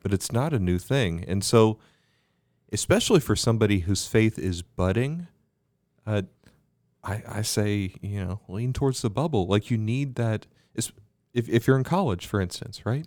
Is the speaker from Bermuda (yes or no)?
yes; Bermuda; Growing up in Bermuda